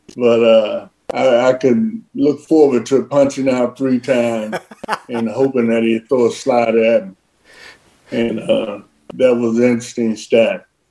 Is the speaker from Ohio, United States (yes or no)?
yes; Cincinnati, Ohio, United States; athletes that come from Cincinnati. It was uh, Pete and myself.